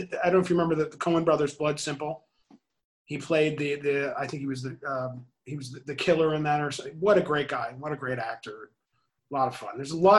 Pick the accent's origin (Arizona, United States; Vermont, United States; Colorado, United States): Vermont, United States; And very often I say, oh, I'm from Vermont.